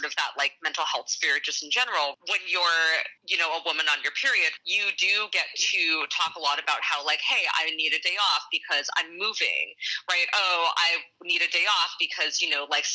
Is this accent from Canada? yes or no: yes; Vancouver, British Columbia, Canada; I grew up in Vancouver, actually.